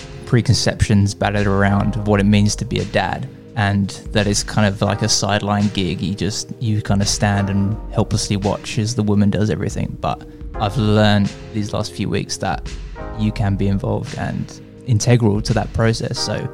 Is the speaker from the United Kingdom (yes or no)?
yes; London, United Kingdom; moved away; I'm originally from London, and I'm a father of a little three-week-old girl.